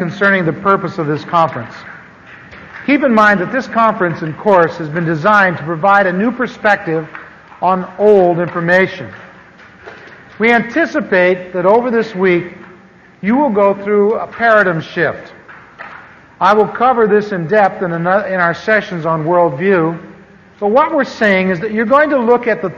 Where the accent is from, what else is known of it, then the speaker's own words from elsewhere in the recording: Anaheim, California, United States; also born or lived in Missouri; I grew up here in Anaheim. I moved here from the Midwest in 1946, and lived over near what is now Disneyland.